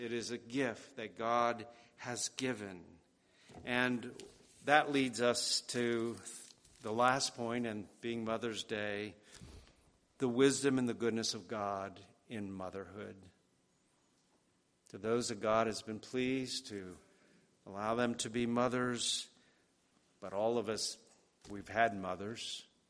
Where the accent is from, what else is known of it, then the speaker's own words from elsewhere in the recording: New York, United States; This week I received some photos from our old neighbors where I grew up out in Westchester.